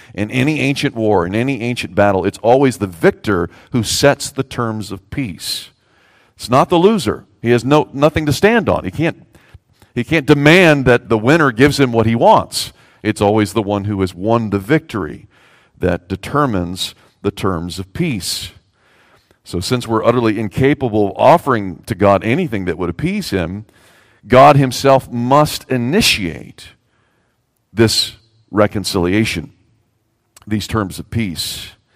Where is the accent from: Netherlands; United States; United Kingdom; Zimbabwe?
United States; the South; I'm a Southerner